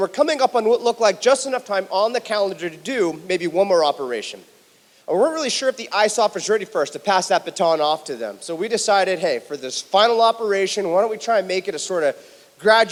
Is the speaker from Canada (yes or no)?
no; Huntington Beach, California, United States; my hometown, Huntington Beach, California